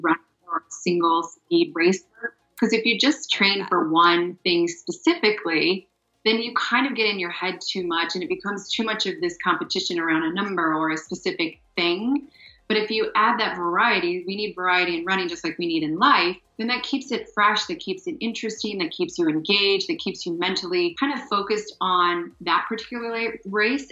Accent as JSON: {"language": "English", "region": "Ohio", "country": "United States", "tie": "born or raised there", "moved": "as an adult", "said": "So I grew up in Ohio, went to college in Ohio, married my track cross country college sweetheart"}